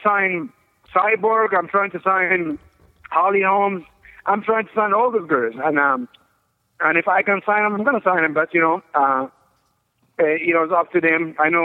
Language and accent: English; Egypt; moved away as an adult; also born or lived in Colorado Springs, Colorado / New York; I'm originally from Egypt